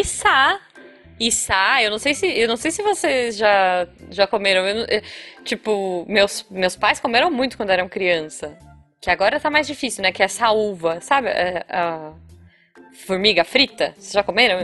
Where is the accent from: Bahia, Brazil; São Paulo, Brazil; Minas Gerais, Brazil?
São Paulo, Brazil; Taubaté; É, é da, do, de Tabaté, da região que, que da minha família mesmo